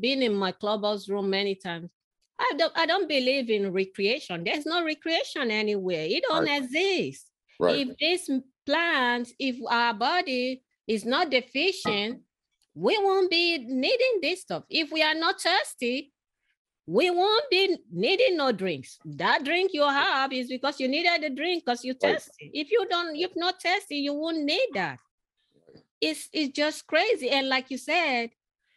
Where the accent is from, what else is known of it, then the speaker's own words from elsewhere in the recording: Lagos, Nigeria; moved away; I grew up in Africa